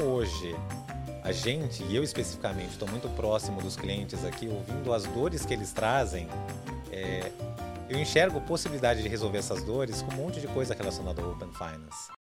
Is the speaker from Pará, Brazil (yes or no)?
no; São Paulo, Brazil; also born or lived in Campinas/Valinhos/Vinhedo area, São Paulo state; eu nasci em São Paulo, cresci em São Paulo, morei sempre aqui